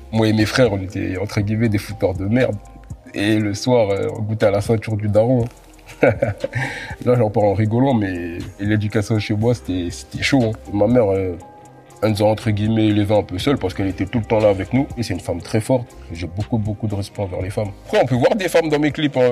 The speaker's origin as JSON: {"language": "French", "country": "France", "tie": "born or raised there", "also_born_or_lived": "Congo", "said": "Je suis arrivé en France à l'âge de 4 ans, mais je suis né au Congo"}